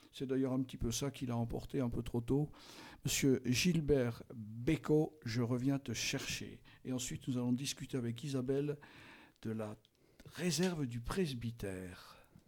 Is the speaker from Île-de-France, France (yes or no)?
no; Belfort, Bourgogne-Franche-Comté, France; moved away; je suis originaire de Belfort